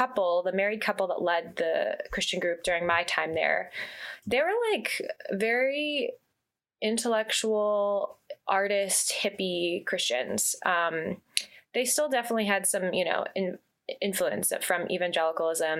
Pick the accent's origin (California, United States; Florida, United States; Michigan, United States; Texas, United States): California, United States; Santa Monica; I was born and raised in Santa Monica, California